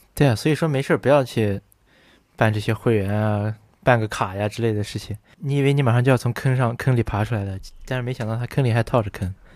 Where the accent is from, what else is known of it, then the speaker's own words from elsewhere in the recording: Wuhan, Hubei, China; 我们武汉人火锅都是在路上吃的